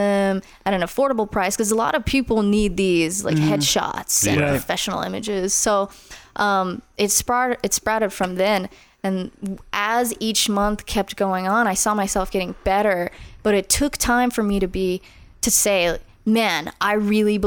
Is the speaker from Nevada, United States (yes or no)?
yes; Las Vegas, Nevada, United States; I grew up in Northeast Las Vegas